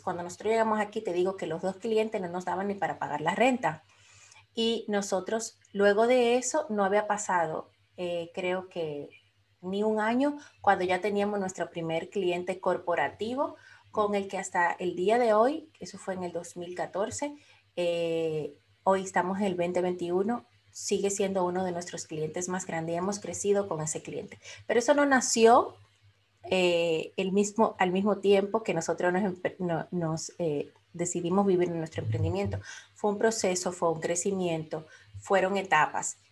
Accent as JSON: {"language": "Spanish", "country": "Dominican Republic", "moved": "yes", "lives_now": "Florida, United States", "said": "soy de la República Dominicana, pero vivo ahora mismo en el estado de la Florida, en los Estados Unidos"}